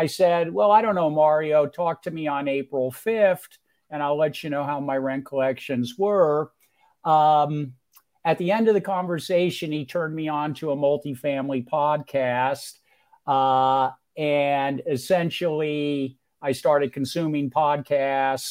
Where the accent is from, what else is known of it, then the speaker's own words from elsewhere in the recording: Los Altos, California, United States; moved away as an adult; also born or lived in Mountain View, California / Upstate New York / Michigan; now in Greenville, United States; I was born and raised on the San Francisco Peninsula in where what was to become Silicon Valley.